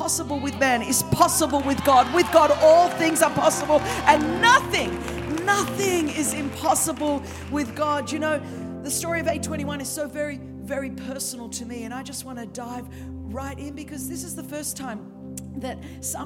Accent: Sydney, New South Wales, Australia; accent: Australian (Sydney); As you can tell from my accent, this is the Queen's English from Sydney, Australia

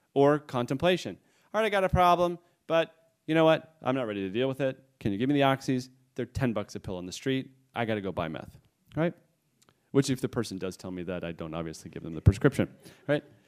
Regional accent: New England, United States; I come from New England

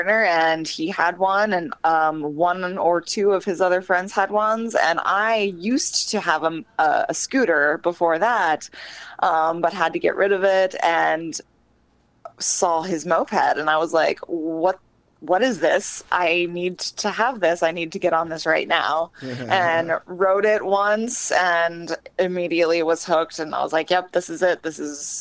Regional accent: Columbus, Ohio, United States; I'm from Columbus

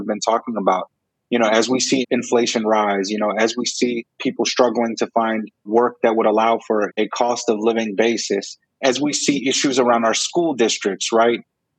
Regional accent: Jerusalem, Palestine; born there; By the way, I was born in Jerusalem.

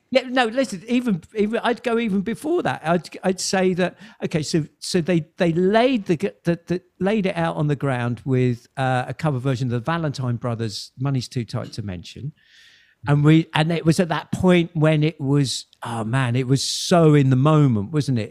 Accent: Kingston upon Thames, London, United Kingdom; throughout the 70s i was growing up in Kingston

